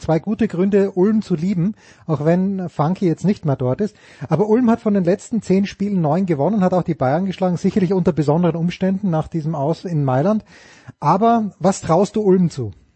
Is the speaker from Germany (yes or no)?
no; Austria; als Österreicher